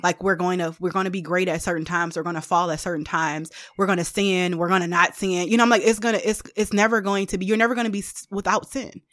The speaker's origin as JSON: {"language": "English", "town": "Detroit", "region": "Michigan", "country": "United States", "said": "I am from the East Side of Detroit"}